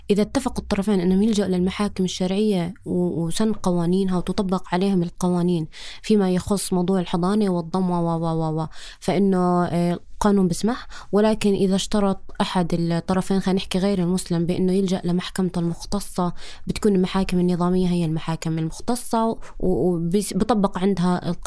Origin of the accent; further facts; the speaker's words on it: Jordan; بحق لي أنا كأردنية أخذت حكم آه، بالأردن إني أروح أنفذه